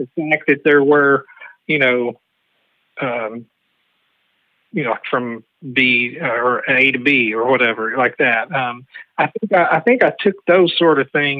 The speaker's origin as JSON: {"language": "English", "town": "Madisonville", "region": "Tennessee", "country": "United States", "tie": "born or raised there", "said": "I grew up in Madisonville"}